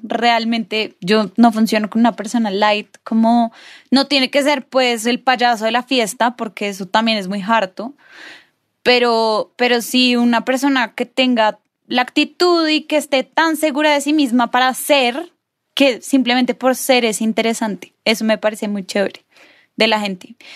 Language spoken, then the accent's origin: Spanish; Bogotá, Bogotá Capital District, Colombia; nosotros tres somos más rolos